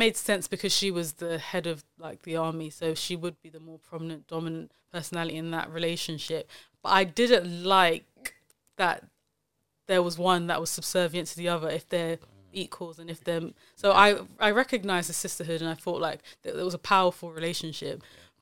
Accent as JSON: {"language": "English", "country": "Nigeria", "said": "I'll speak of Nigeria as a Nigerian"}